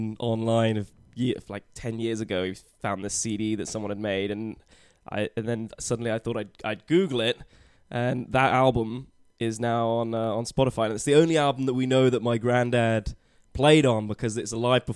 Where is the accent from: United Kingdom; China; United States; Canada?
United Kingdom; southwest England near Bristol, South West England; moved away; I'm from southwest near Bristol.